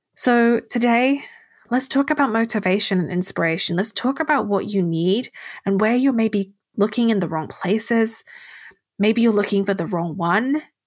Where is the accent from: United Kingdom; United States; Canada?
United Kingdom; England; I'm English